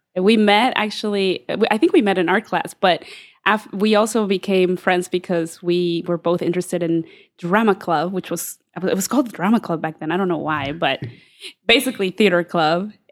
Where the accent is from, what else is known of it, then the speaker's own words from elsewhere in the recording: Groveport, Ohio, United States; Groveport, Madison, which is where I went.